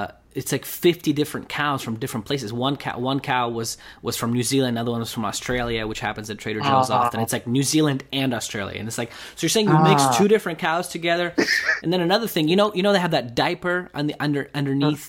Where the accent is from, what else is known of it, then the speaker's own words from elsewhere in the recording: Russia; now in United States; I'm from Russia originally. So when I moved to US